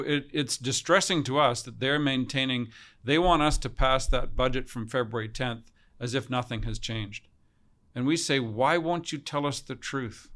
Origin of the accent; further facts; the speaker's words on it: Kamloops, British Columbia, Canada; also born or lived in Australia; we arrived in Kamloops from Australia when I was four years old